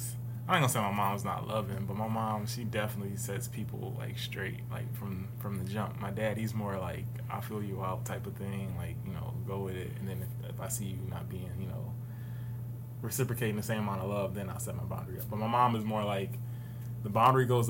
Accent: Detroit, Michigan, United States; I'm from Detroit

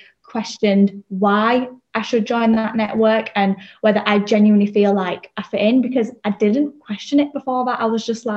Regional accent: Leeds, Yorkshire and the Humber, United Kingdom; born and bred in Leeds.

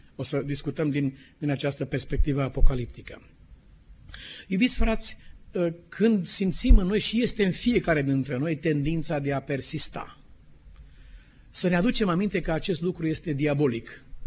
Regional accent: Romania; suntem români

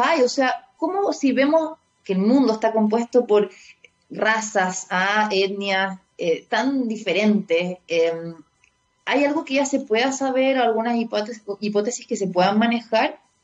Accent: Chile; ya soy chilena, ya han pasado ya tres generaciones

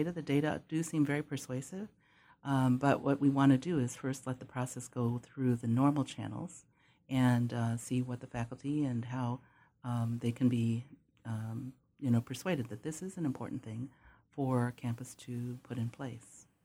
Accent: Temecula, California, United States; I'm from Temecula, Southern California.

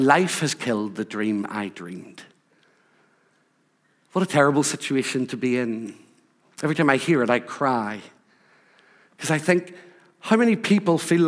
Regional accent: Rathcoole, Northern Ireland, United Kingdom; moved away as an adult; also born or lived in Scotland; Growing up in Northern Ireland, growing up in Rathcoole

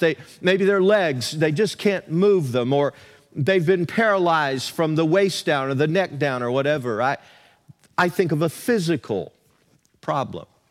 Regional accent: the South, United States; moved away; Where I grew up in the South, there were a lot of small churches that dotted the countryside

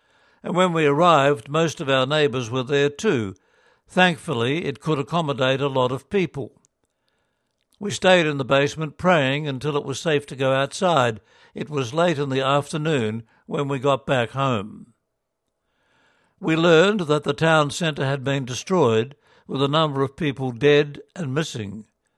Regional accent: Philippines; I also learnt that those who attacked my hometown were not soldiers, but the Abu Sayyaf.

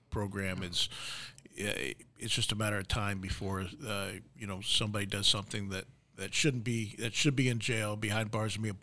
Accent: Westchester, New York, United States; moved away; I grew up in Westchester. Westchester's just north of the city.

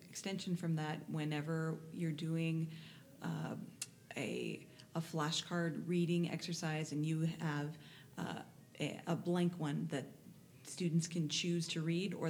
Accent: California, United States; I teach and I'm from California.

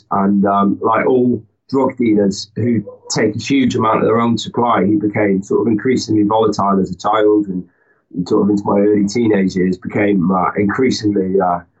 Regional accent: London, United Kingdom; born there; I was I was born in London, but um, I, I, wasn't there particularly long. I've sort of lived pretty much all around the country, really

